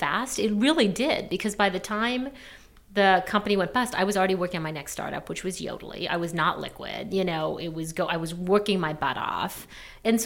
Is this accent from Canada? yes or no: yes; Canada; moved away as an adult; also born or lived in New York, United States / London, United Kingdom; I grew up in Canada. I moved down to New York after college